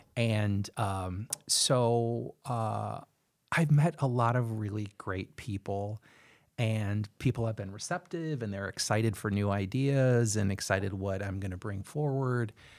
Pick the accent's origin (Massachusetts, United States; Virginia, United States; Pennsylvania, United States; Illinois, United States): Illinois, United States; Chicago; moved away as an adult; now in Cedar Rapids, United States; I was born and raised in Chicago, and that's where I was living with my husband before we moved to Cedar Rapids